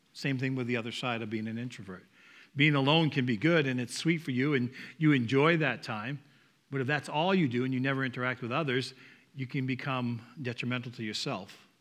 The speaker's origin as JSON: {"language": "English", "region": "Northeast", "country": "United States", "accent": "Northeast", "said": "my Northeast accent"}